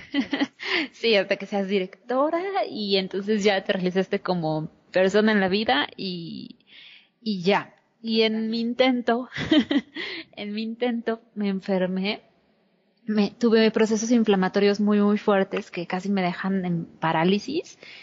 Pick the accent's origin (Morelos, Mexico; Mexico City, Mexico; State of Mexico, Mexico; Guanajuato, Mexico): Mexico City, Mexico; yo nací en la Ciudad de México hace 32 años y específicamente em, en el centro